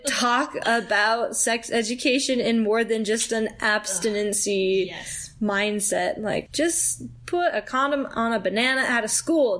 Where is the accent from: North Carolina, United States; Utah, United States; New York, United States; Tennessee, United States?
Utah, United States; Salt Lake Valley; I'm from the Salt Lake Valley.